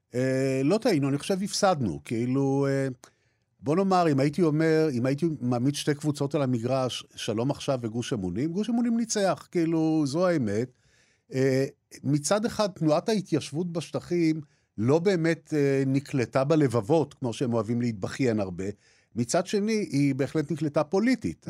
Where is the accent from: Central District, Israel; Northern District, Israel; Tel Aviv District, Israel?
Tel Aviv District, Israel; Jaffa; בתור ילד גרתי בבית ערבי, בעבר הייתי אומר בית ערבי נטוש, כן? היום אני אומר בית ערבי לא נטוש, אלא של אנשים שגירשו אותם ביפו